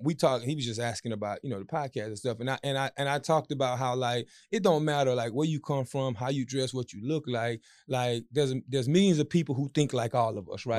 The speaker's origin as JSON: {"language": "English", "town": "Marksville", "region": "Louisiana", "country": "United States", "said": "I'm from Marksville"}